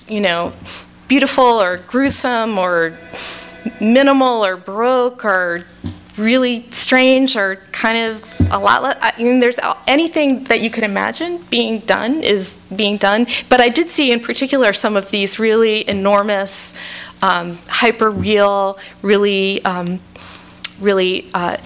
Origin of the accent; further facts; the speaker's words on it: Washington, District of Columbia, United States; I grew up in the Washington, D.C. area, but I spent my summers on Cape Cod